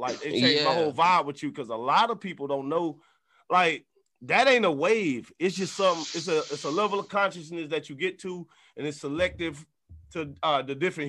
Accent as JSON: {"language": "English", "town": "New Orleans", "region": "Louisiana", "country": "United States", "moved": "yes", "lives_now": "Nashville, United States", "said": "I'm from New Orleans."}